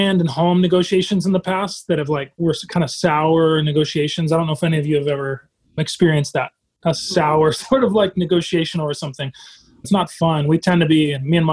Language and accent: English; South Bend, Indiana, United States; also born or lived in Pontiac, Michigan; I grew up in South Bend, Mishawaka area of Indiana